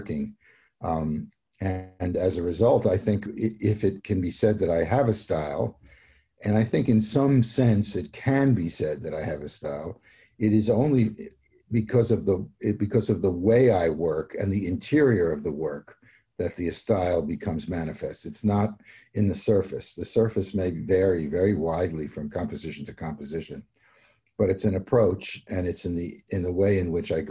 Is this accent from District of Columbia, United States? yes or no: no; New York City, New York, United States; now in Connecticut, United States; I'm a New Yorker, really. I grew up in the city